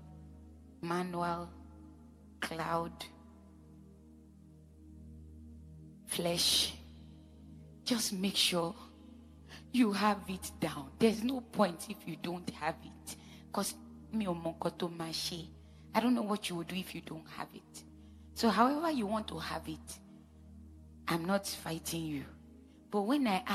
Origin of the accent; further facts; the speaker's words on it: Edo, Nigeria; I'm from Edo State